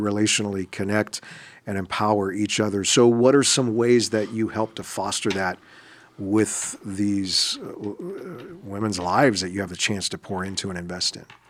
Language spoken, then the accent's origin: English; Los Angeles, California, United States; in the L A area, my hometown area